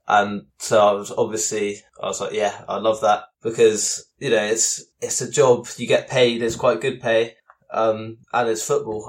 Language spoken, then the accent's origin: English; Devon, South West England, United Kingdom; I'm from Devon, which is a far way away from Spurs